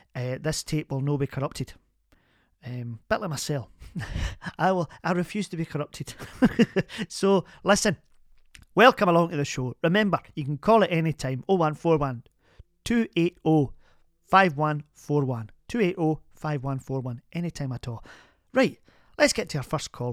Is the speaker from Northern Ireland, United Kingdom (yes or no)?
no; Glasgow, Scotland, United Kingdom; also born or lived in Kilmarnock; I was born in Kilmarnock, but I'm a Glasgow woman